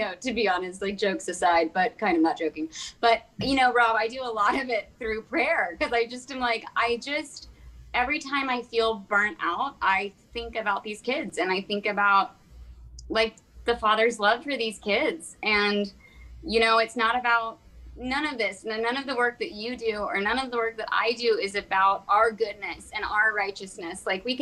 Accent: Virginia, United States; I grew up in the Bible Belt in Virginia

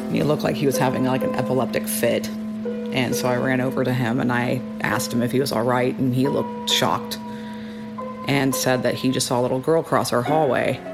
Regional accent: Austin, Texas, United States; moved away as an adult; now in New Braunfels, United States; I'm from Austin, Texas

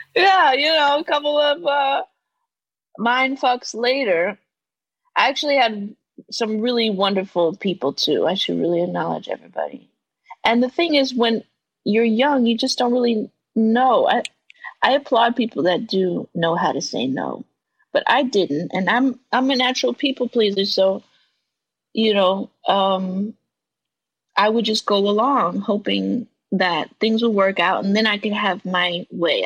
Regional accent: New York, United States; living in New York, growing up in New York, listening to Hot 97.

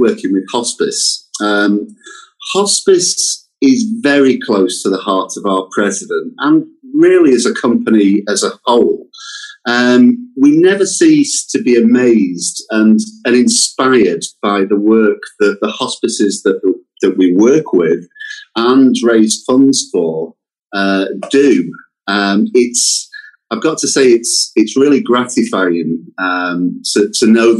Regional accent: United Kingdom; accent: British; my accent does suggest that we are a British company

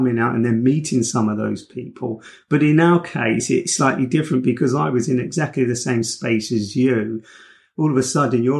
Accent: London, United Kingdom; I grew up on Cold Arbor Lane just down the road in Camberwell. So I'm originally from Camberwell

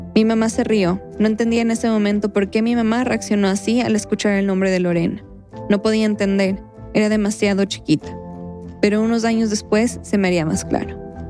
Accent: Quito, Pichincha, Ecuador; mi infancia, en Quito

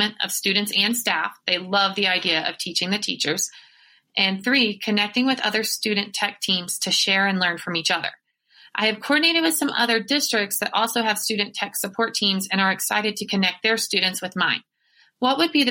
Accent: Texas, United States; now in Colorado, United States; I'm originally from Texas

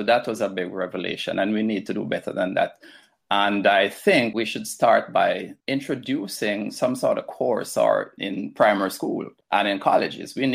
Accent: Westmoreland, Jamaica; also born or lived in Kingston, Jamaica / Santa Cruz, St. Elizabeth, Jamaica; I'm from Jamaica. I was born in Kingston, raised in Westmoreland, went to school in St. Elizabeth, Santa Cruz

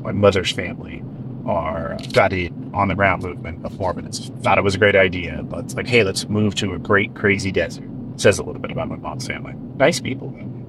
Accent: California, United States; accent: West Coast; now in Washington State, United States; And I live up here in Washington State now, up here in the Pacific Northwest. And I came from Northern California.

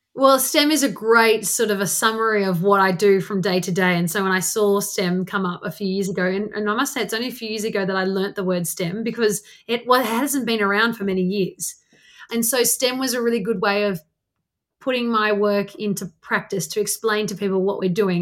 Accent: Canberra, Australian Capital Territory, Australia; I grew up in Canberra outside on a farm

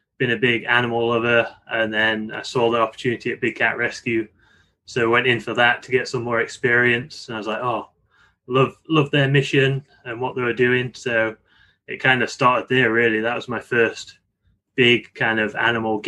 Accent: Nottingham, East Midlands, United Kingdom; moved away as an adult; now in Tampa, United States; it's pretty close to where I grew up. I'm from Nottingham, and that's based in Yorkshire

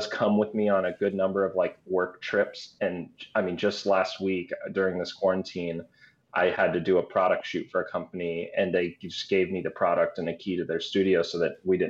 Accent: Tallahassee, Florida, United States; part Asian and growing up in like a weird town in the South, like Tallahassee.

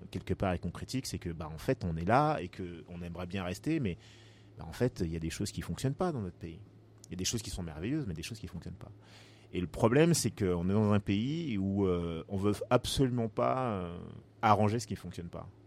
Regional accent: France; Mais j'ai pas le choix, je suis déjà français en fait.

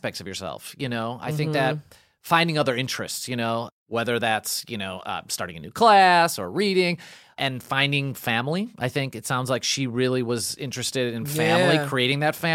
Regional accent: Chicago, Illinois, United States; I'm from Chicago

